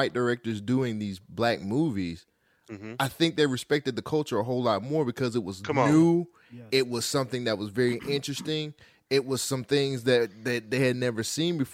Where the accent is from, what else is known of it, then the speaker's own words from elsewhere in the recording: Bay Area, California, United States; I grew up in the Bay Area